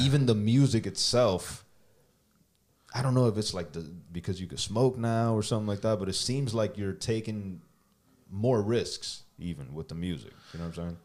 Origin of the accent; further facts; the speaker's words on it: Miami, Florida, United States; being from Miami